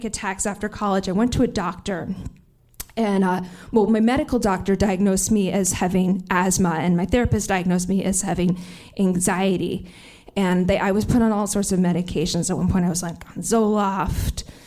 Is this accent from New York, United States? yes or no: yes; New York City, New York, United States; a pathetic, neurotic New Yorker like me